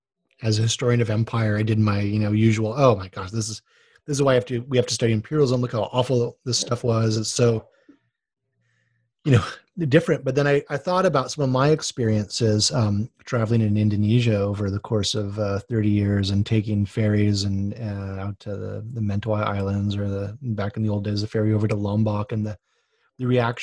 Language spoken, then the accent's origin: English; Hawaii, United States; Hey, I'm from Hawaii. You don't have to tell me that.